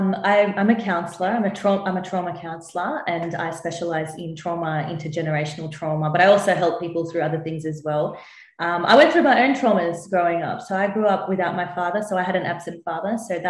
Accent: India; in my culture, so I'm Indian, there's not enough talk about trauma

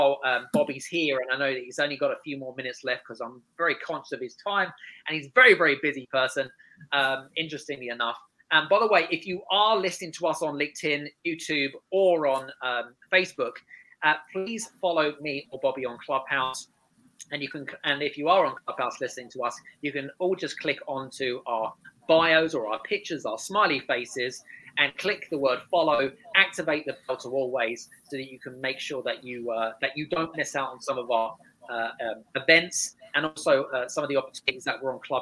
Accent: United Kingdom; She is from a very different culture, Scandinavian, and I'm British, which are very different cultures, by the way.

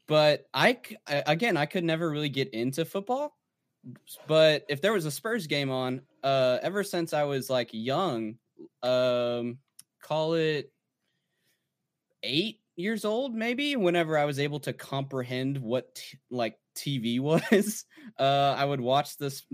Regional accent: New Braunfels, Texas, United States; So I'm actually from New Braunfels.

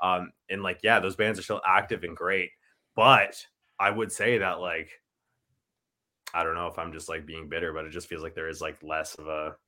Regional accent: Ontario, Canada; like not a lot of people in Ontario, like I feel know we're even from Ontario

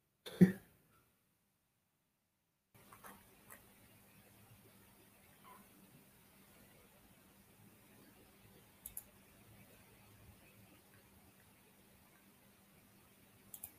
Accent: United States; I'm from the United States

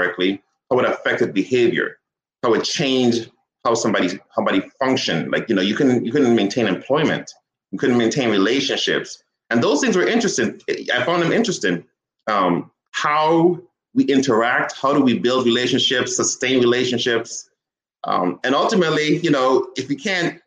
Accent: St. Croix, U.S. Virgin Islands; I grew up on the Virgin Islands in St. Croix.

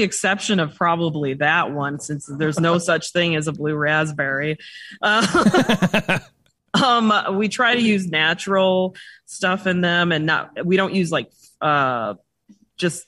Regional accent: Chicago, Illinois, United States; moved away; we're originally from Chicago, so we're transplants

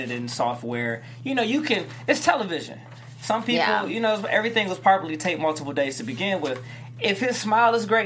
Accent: Detroit, Michigan, United States; I'm from Detroit

